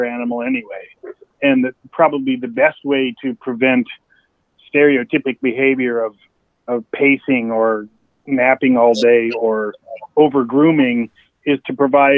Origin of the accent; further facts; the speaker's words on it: Wyoming, United States; moved away; I'm originally from Wyoming